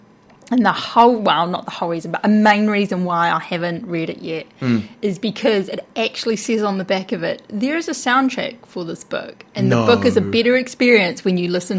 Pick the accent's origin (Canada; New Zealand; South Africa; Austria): New Zealand; Inglewood, Taranaki; I'll type in Inglewood, so I'm looking for my hometown.